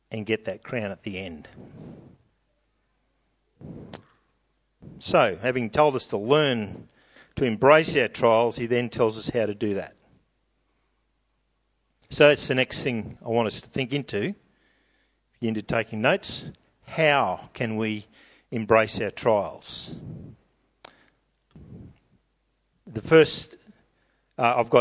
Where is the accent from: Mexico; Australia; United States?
Australia; New South Wales; I'm from New South Wales